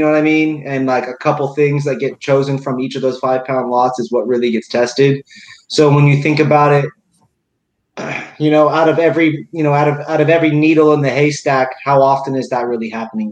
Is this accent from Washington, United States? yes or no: yes; Seattle, Washington, United States; also born or lived in Indiana / Houston, Texas; I grew up in Indiana and then I grew up in Houston and then I came to Seattle, like South Seattle area. Not like downtown, nothing like that. And then me and Mitch met in college out in Eastern Washington. And so I definitely claim West Coast. I claim Seattle, where I went to elementary school, where I went to high school